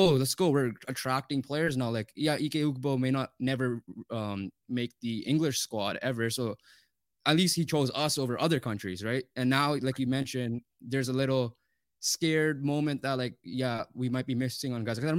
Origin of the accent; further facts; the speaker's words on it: Canada; as Canadian soccer fans, soccer fans in general, but Canadian as well we were we're excited